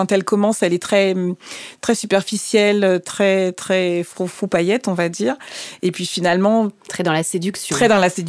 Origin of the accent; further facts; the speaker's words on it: Martinique; alors, je suis martiniquaise et le fait de voir un opéra qui se déroule en Martinique, pour moi, c'était un grand choc.